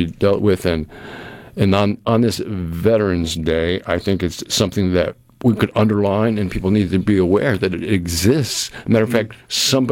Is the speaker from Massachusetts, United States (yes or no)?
yes; Cape Cod, Massachusetts, United States; now in Mississippi, United States; I'm from Cape Cod